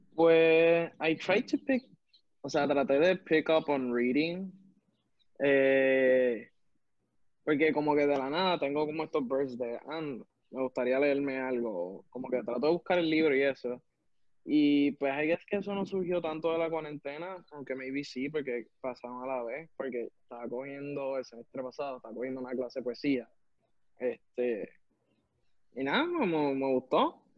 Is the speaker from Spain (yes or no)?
no; Puerto Rico; nosotros de MIT, que somos de Puerto Rico